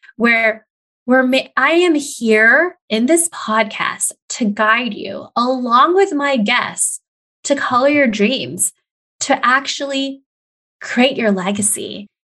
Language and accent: English; California, United States; moved away as an adult; also born or lived in Des Moines, Iowa / Indiana / Montana / New Mexico; I am born and raised in California